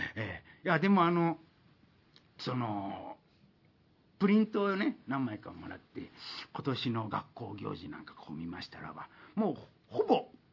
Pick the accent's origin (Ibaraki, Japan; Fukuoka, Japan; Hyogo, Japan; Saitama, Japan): Fukuoka, Japan; Yanagawa; moved away; 私地元の福岡の柳川